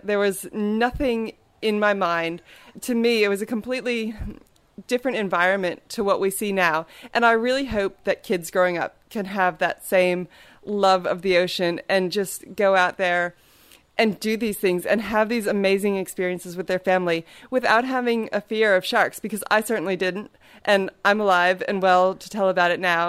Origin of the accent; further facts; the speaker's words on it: Maryland, United States; I grew up in Maryland on the east coast of the United States